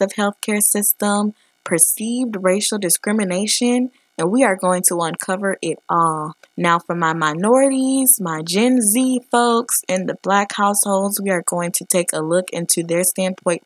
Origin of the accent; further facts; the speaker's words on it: Detroit, Michigan, United States; growing up in Detroit